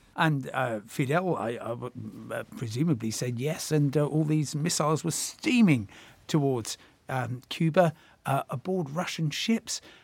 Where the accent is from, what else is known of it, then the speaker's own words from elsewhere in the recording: Crawley, South East England, United Kingdom; growing up in Crawley, as you say, and uh, about a mile and a half from the runway at Gatwick Airport